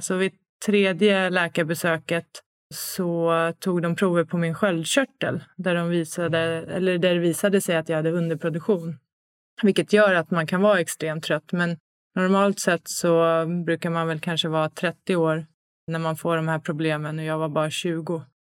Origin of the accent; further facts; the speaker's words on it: Stockholm, Stockholm County, Sweden; moved away as an adult; Född och uppvuxen i Stockholm, flyttat hem tillbaks till Stockholm nu